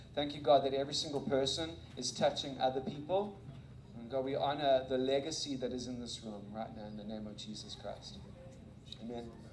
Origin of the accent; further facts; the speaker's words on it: South Africa; moved away; I graduated from high school in South Africa